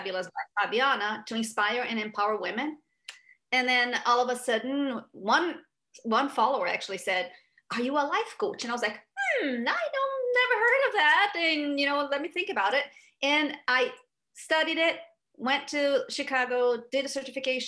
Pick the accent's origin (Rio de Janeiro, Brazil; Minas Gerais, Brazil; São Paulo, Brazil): Rio de Janeiro, Brazil; moved away as an adult; now in United States; So I grew up in Brazil, and at 29 years old, I moved to the US